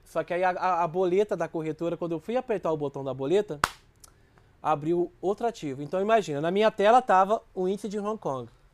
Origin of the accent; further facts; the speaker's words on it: Minas Gerais, Brazil; moved away; also born or lived in Rio de Janeiro; eu sou de Minas